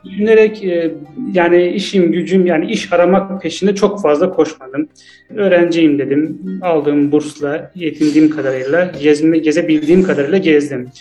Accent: Azerbaijan; also born or lived in Istanbul, Turkey; Azerbaycan'danım ben de.

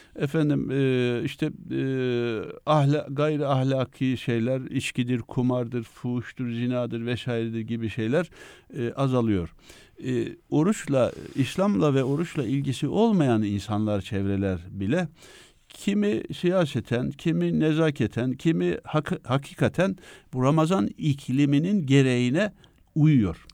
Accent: Mesudiye, Ordu, Turkey; moved away as an adult; also born or lived in Üsküdar, Istanbul / Ankara; now in Istanbul, Turkey; ben e, köken itibariyle Ordu Mesudiye doğumluyum

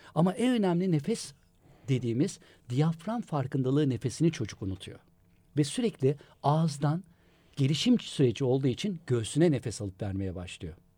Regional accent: Istanbul, Turkey; İstanbul doğumluyum ben

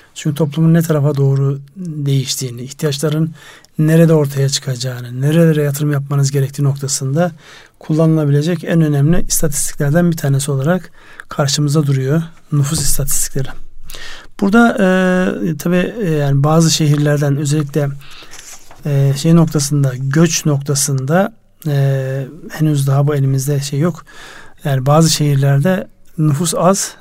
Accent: Konya, Turkey; memleketim orada Konya var

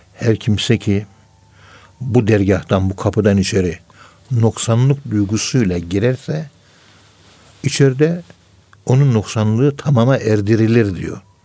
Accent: Ankara, Turkey; Ben Ankara'nın yerlisiyim

